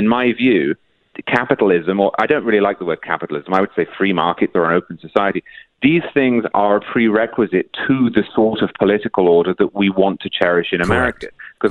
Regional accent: United Kingdom; now in United States; I'm not originally from the United States. I'm from Britain, which has its own issues with class

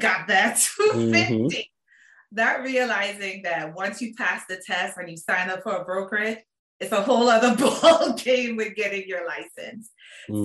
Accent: Port of Spain, Trinidad & Tobago; moved away as an adult; also born or lived in Washington, D.C.; now in Maryland, United States; I am originally from Port of Spain, Trinidad. That's why I said, that's why I said my accent kicks

